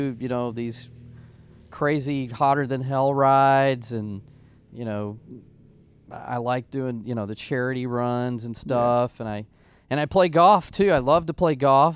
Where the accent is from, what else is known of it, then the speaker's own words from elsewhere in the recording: San Angelo, Texas, United States; I grew up in San Angelo, Texas, and that's out in West Texas